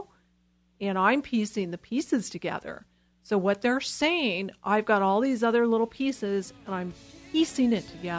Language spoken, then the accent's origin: English; Los Angeles, California, United States; I'm from Los Angeles